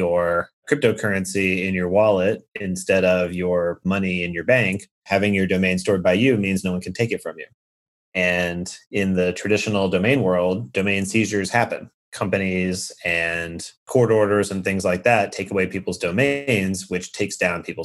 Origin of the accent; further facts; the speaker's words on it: Atlanta, Georgia, United States; moved away as an adult; now in San Francisco, United States; I am from Atlanta